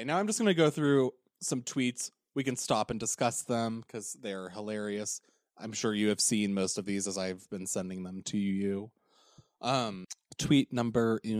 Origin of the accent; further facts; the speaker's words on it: Oregon, United States; moved away as an adult; also born or lived in Orange County, California; Growing up in Oregon is me moving to Orange County